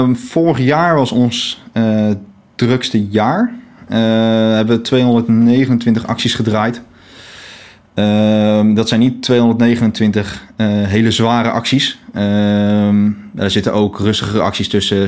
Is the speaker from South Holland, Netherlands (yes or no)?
yes; The Hague, South Holland, Netherlands; ik woon op Scheveningen. al mijn hele leven.